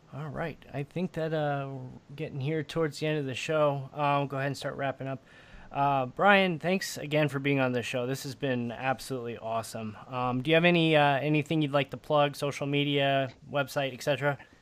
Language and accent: English; Midwest, United States; also born or lived in Chicago; I'm from the Midwest. I lived in Chicago for almost ten years.